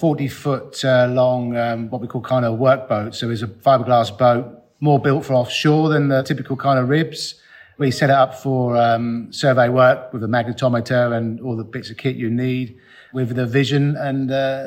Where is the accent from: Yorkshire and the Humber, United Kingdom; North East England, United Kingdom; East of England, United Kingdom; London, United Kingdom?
East of England, United Kingdom; Norfolk; we grew up diving in the Norfolk Broads originally with our dad